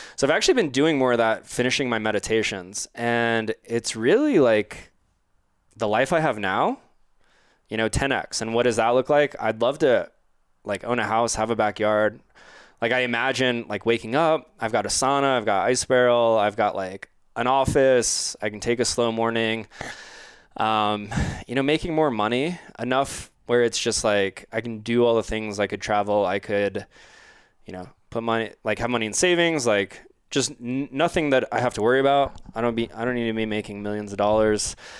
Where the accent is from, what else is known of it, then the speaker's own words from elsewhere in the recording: Orlando, Florida, United States; I'm from Orlando